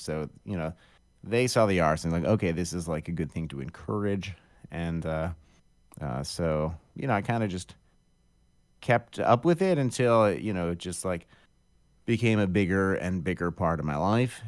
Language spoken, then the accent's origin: English; Akron, Ohio, United States; also born or lived in Oberlin, Ohio / Cleveland, Ohio; I'm from Akron, Ohio, originally. And I grew up in Akron